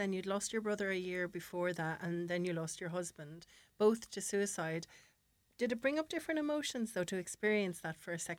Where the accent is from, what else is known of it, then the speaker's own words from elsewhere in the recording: Ireland; as Irish people